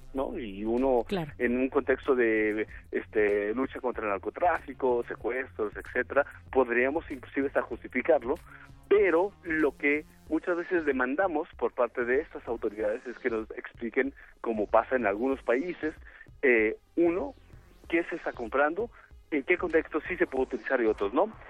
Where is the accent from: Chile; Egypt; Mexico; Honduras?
Mexico